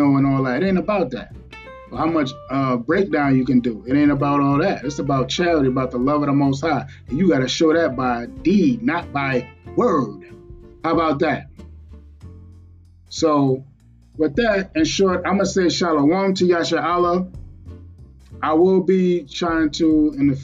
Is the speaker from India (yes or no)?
no; New York City, New York, United States; I'm from Brooklyn, New York